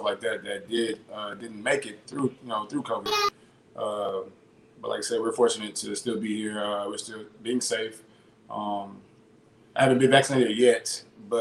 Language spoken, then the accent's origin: English; Houston, Texas, United States; Born and raised in Houston, Texas